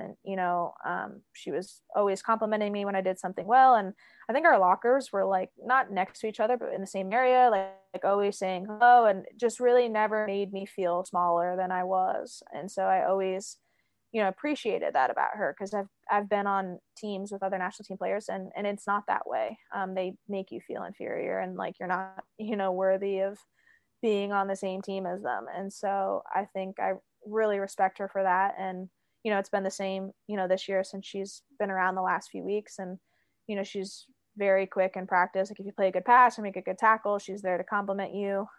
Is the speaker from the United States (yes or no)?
yes; Pennsylvania, United States; also born or lived in Australia; now in Pacific Northwest, United States; I saw a decent amount of snow growing up in Pennsylvania